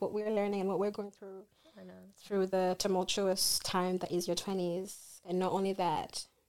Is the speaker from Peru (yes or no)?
no; Kenya; now in Adelaide, Australia; We are also Kenyan born and raised.